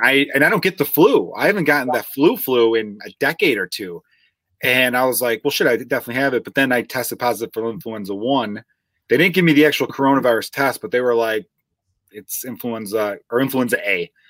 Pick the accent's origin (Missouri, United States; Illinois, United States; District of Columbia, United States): Illinois, United States; Chicago; accent: Chicago; my chicago accent